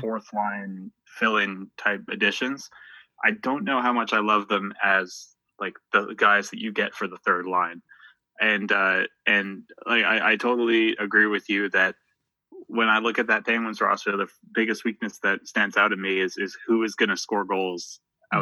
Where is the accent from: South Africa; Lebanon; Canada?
Canada; Halifax, Nova Scotia; home right now uh, in uh, Halifax, Nova Scotia, which is my hometown